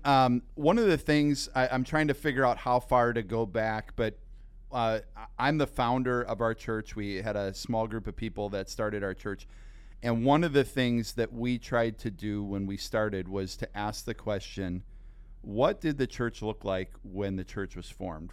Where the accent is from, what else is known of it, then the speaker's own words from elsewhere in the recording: Sheboygan County, Wisconsin, United States; I grew up in Sheboygan County